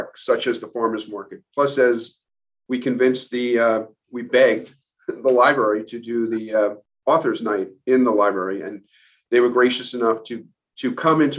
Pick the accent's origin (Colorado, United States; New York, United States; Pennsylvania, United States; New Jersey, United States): New York, United States; East Hampton; I moved here when I was about 8 years old, and we lived on Buell Lane, which is in the village. And I went through all the local schools